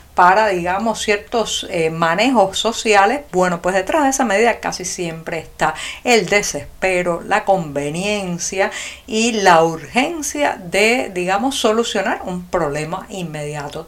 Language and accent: Spanish; Cuba; los cubanos